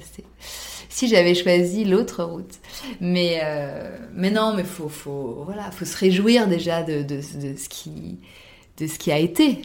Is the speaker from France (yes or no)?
yes; France; en tant que française